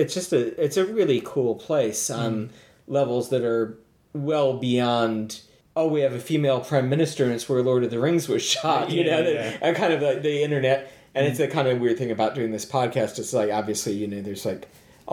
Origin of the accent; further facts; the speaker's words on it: Detroit, Michigan, United States; moved away as an adult; now in New Zealand; I come from Detroit